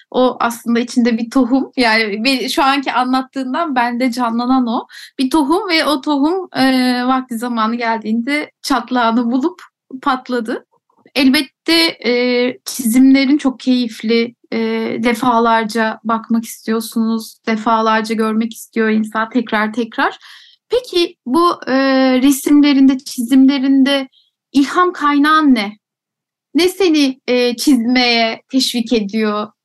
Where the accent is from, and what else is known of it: Trabzon, Turkey; born or raised there